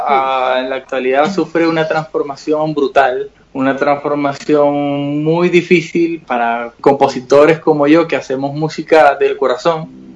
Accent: Venezuela; Nosotros como venezolanos vivimos una situación muy dura, muy difícil

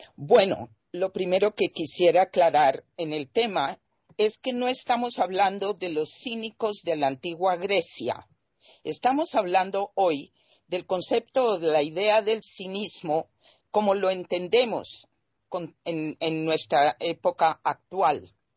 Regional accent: Colombia; mi país, que es Colombia

